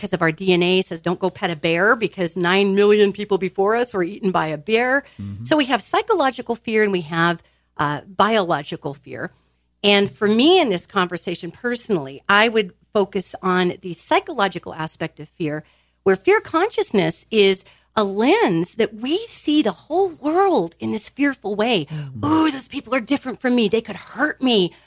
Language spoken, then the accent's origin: English; United States; I was raised in America, so I'll speak here about being American